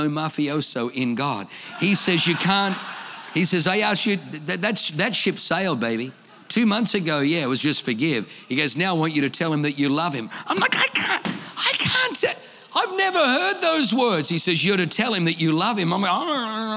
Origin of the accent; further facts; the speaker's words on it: Australia; accent: Australian; also born or lived in Germany; I speak with an Australian accent